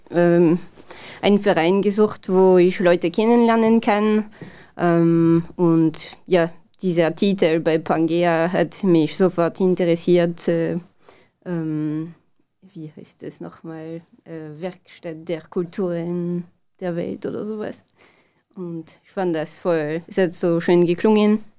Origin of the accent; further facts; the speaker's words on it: France; German is a second language; now in Linz, Austria; Ich komme aus Frankreich, wie man es hören kann.